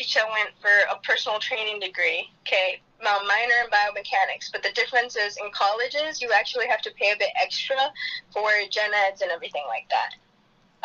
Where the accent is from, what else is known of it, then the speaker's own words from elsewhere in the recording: Rockport, Illinois, United States; moved away; I am born and raised Rockport, Illinois, about 40 minutes from Chicago